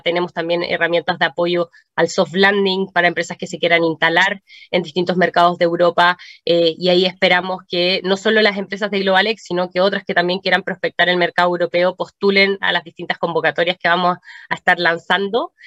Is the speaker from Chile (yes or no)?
yes; Chile